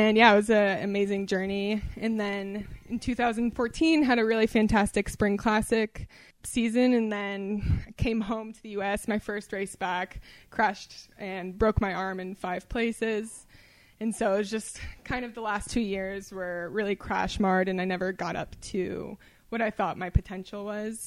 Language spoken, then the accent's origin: English; St. Louis, Missouri, United States; moved away as an adult; also born or lived in Providence, Rhode Island / New York City / Cleveland, Ohio; now in California, United States; I grew up in St. Louis from the time I was 8 until 18. Before that, I was born in Providence and then was in New York City for a little bit and Cleveland, Ohio.